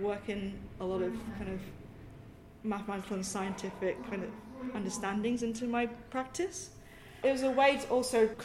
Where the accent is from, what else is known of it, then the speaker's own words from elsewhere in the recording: Sai Kung, Hong Kong; also born or lived in United Kingdom; specifically in Hong Kong, my hometown, Sai Kung, it's a fishing village